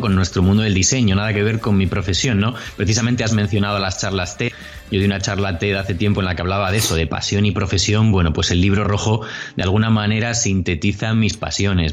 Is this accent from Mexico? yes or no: no; Bilbao, Basque Country, Spain; also born or lived in Madrid; now in Córdoba, Spain; yo soy de Bilbao, para el que no lo sepa, nacido en Bilbao. Pronto me fui a Madrid